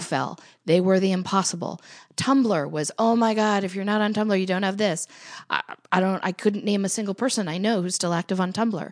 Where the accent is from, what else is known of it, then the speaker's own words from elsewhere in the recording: United States; I'm an American